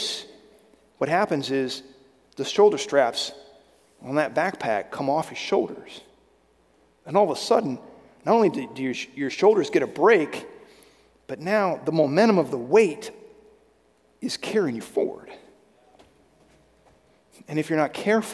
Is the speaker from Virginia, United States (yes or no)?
yes; Virginia, United States; I grew up in Virginia